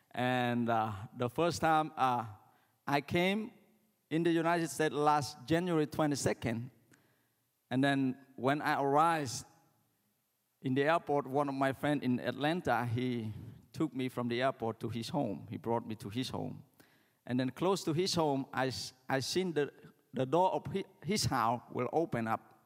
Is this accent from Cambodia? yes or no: yes; Cambodia; when we're from Cambodia, we greeting is like